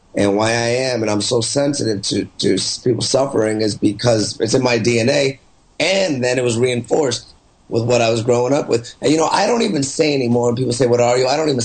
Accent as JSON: {"language": "English", "country": "Canada", "said": "I'm Canadian, but their skin's dark."}